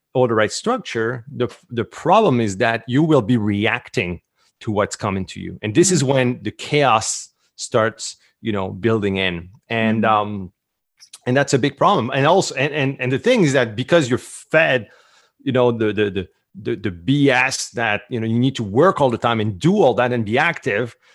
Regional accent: Canada; accent: French Canadian; English is a second language; I'm French Canadian. So the accent, this is where it's coming from.

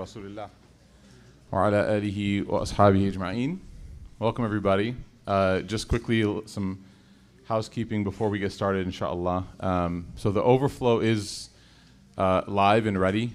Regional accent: Chicago, Illinois, United States; I was born and raised in Chicago

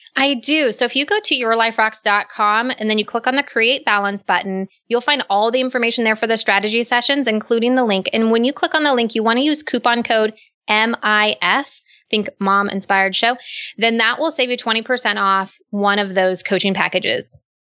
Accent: United States; I'm not Canadian. I'm American.

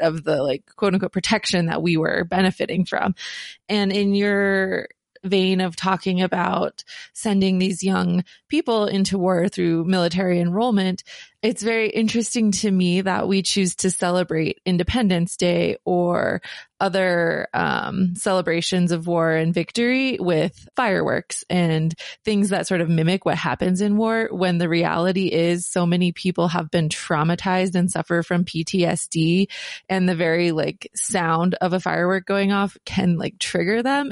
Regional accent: United States; as the U S, we are taught that we need to be on the offense always to protect our power, especially growing up in the, um, post nine eleven era

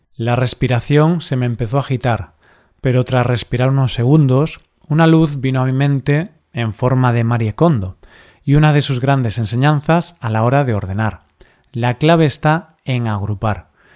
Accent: Spain; lo que éramos como país

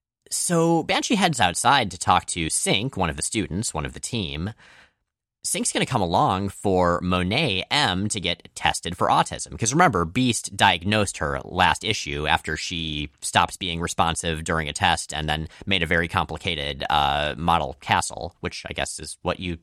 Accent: Florida, United States; I grew up in mostly in Florida, entirely for me, mostly for you. And Florida doesn't have fall, and I am never going to get used to how cool autumn looks.

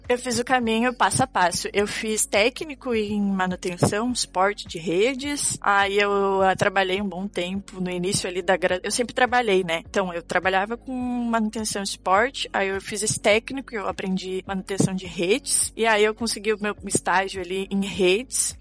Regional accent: Cachoeira do Sul, Rio Grande do Sul, Brazil; Eu sou do interior do Rio Grande do Sul, lá bem do interior mesmo, Cachoeira do Sul

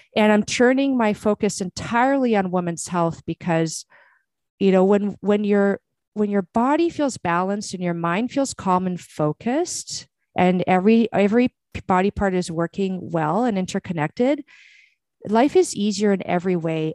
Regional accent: Brazil; moved away; I was born in Brazil

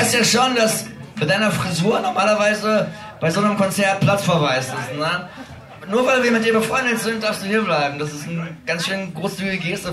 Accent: Bochum, North Rhine-Westphalia, Germany; in meine Heimat fahren, nach Bochum-Ehrenfeld. Da wohne ich nämlich jetzt wieder.

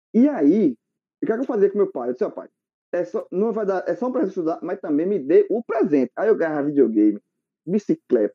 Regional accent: Barbacena, Minas Gerais, Brazil; quando eu era pequeno, uma criança, quando eu era pequeno lá em Barbacena

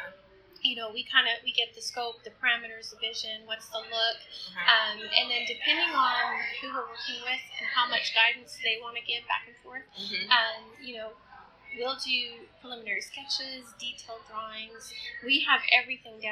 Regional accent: Canada; also born or lived in Cayman Islands; now in Dallas, United States; I'm originally from Canada

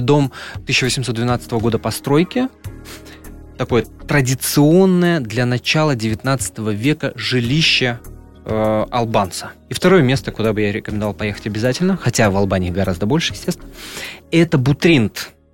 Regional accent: Russia; я из России

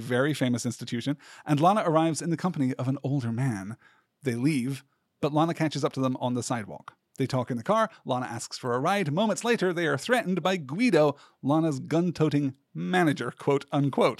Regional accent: United Kingdom; growing up in Britain

